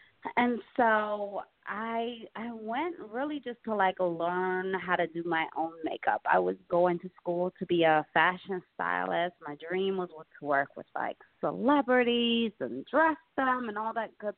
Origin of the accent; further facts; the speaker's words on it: Detroit, Michigan, United States; moved away as an adult; now in New York City, United States; I moved here from Detroit like 15 and a half years ago. Came out here for fashion school